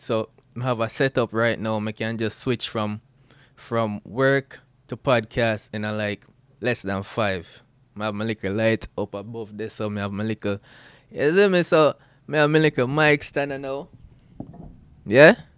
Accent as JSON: {"language": "English", "town": "Bluefields", "region": "Westmoreland", "country": "Jamaica", "tie": "born or raised there", "moved": "as an adult", "lives_now": "Atlanta, United States", "said": "I'm Jamaican, born out of Blue Fields, West Mullen, Jamaica, and grew up there"}